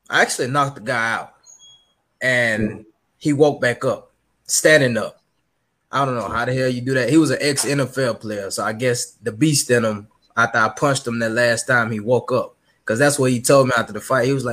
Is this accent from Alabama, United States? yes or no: yes; Gadsden, Alabama, United States; I'm from Gadsden, Alabama. All we did was fight. I grew up fighting.